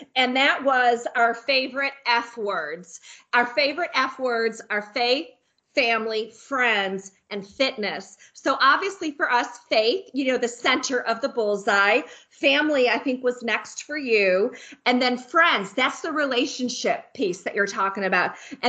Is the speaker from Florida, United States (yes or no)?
no; Tennessee, United States; We're from Tennessee.